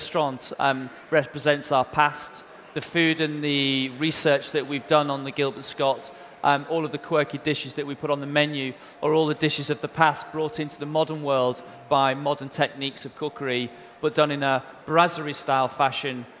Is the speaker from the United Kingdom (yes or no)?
yes; United Kingdom